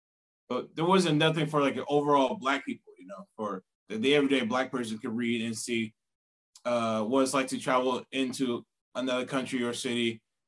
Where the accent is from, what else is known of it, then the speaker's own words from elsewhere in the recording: Blythewood, South Carolina, United States; Near a small town called Blythewood near Columbia, the capital of Columbia.